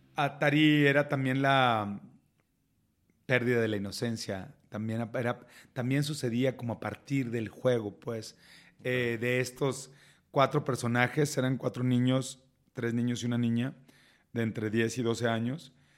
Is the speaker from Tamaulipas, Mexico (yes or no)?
yes; Reynosa, Tamaulipas, Mexico; moved away as an adult; also born or lived in Monterrey; now in Mexico City, Mexico; soy de Reynosa